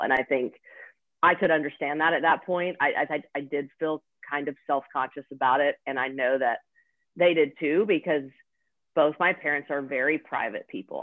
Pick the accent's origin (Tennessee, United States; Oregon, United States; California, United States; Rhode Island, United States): Tennessee, United States; Nashville; born and raised in nashville tennessee